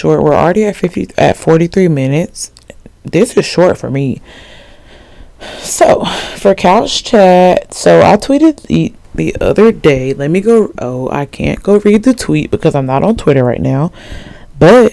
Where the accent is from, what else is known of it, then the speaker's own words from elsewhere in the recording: Alabama, United States; I'm from Alabama.